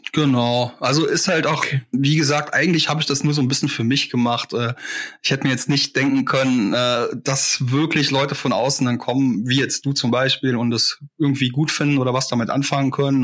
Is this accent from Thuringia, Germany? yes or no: no; Saarland, Germany; born or raised there